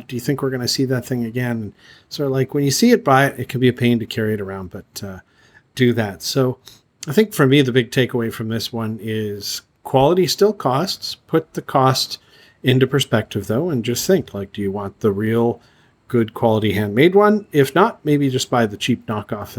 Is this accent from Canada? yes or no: yes; Canada; moved away; I'm from Canada